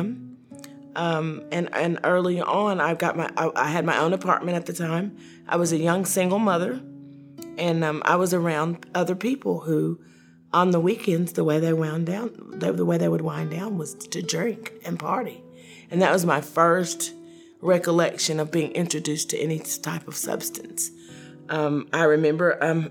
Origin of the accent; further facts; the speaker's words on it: Knoxville, Tennessee, United States; I was born and raised in Knoxville, Tennessee